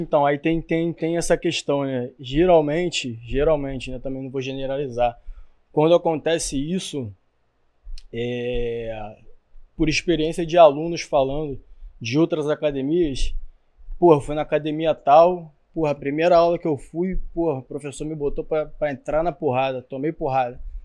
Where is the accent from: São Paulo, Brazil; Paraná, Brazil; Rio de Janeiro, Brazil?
Rio de Janeiro, Brazil; sou que é de São Cristóvão, que é da Barreira do Vasco.